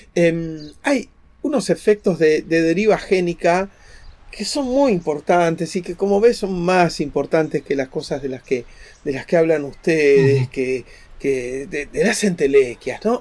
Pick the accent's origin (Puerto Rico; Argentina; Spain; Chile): Argentina; somos argentinos